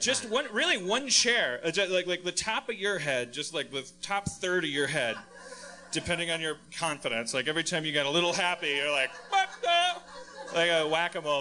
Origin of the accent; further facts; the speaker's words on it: Wisconsin, United States; moved away; I'm from Wisconsin